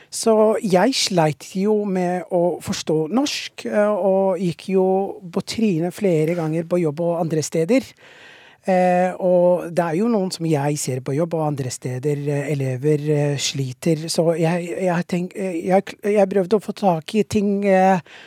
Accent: Somalia; Norwegian is a second language; now in Norway; jeg er fra Somalia, og vi har ikke slett snø der. Liksom, så jeg kom jo til Norge

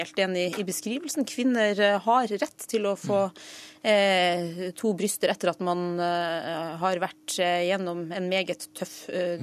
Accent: Northern Norway, Norway; accent: Northern Norwegian; Jeg kommer jo fra Nord-Norge, som du hører

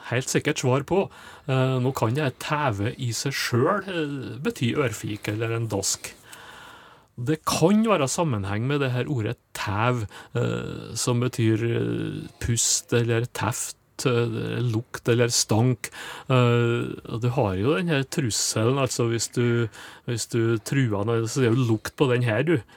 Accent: Trøndelag, Norway; kjenner jeg noe godt fra Trøndelag, og jeg tror det, det, det er kjent mange plasser, akkurat det der få ei ørtau, eller å få en ørtævar, som de sa der jeg kommer fra

